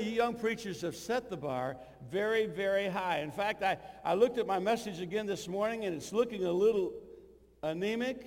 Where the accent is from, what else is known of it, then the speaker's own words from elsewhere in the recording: Illinois, United States; also born or lived in Kentucky / Missouri; I was born in Kentucky, I was raised in Illinois, educated in Missouri